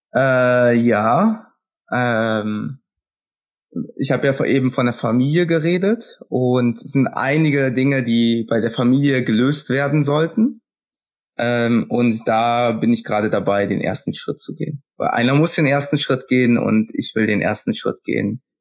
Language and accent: German; Kerpen, North Rhine-Westphalia, Germany; Ich komme aus Kerpen